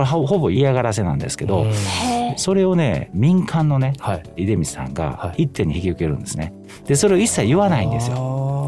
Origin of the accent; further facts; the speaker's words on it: Kyoto, Japan; moved away as an adult; now in Kitakyushu, Japan; あのまあ私関西京都出身なんですけど